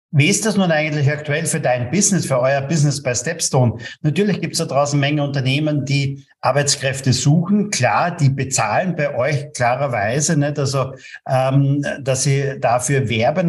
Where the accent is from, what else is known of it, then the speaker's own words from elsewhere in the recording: Austria; bei uns in Österreich